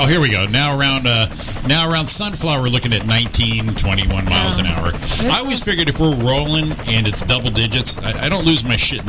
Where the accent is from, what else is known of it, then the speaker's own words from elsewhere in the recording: Connecticut, United States; now in Los Angeles, United States; We're all from Connecticut.